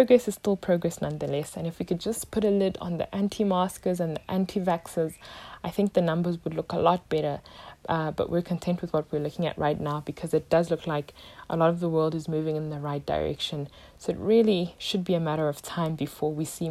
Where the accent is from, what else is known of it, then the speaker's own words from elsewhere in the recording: South Africa; My home country, South Africa